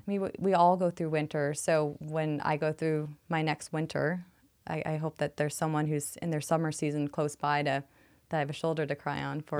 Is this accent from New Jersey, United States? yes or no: no; New York City, New York, United States; now in Phoenix, United States; I'm from New York City